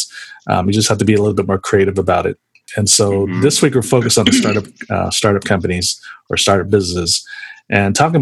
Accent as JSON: {"language": "English", "town": "San Jose", "region": "California", "country": "United States", "tie": "born or raised there", "said": "I grew up in San Jose, so I'm definitely a Warriors fan"}